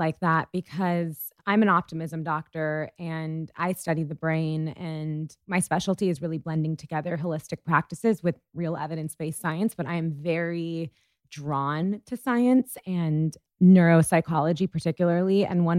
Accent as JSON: {"language": "English", "country": "India", "said": "I'm Indian, and I feel like culturally, my culture is that, like, for generations and generations, like, it's just natural for people to have astrologers as part of their"}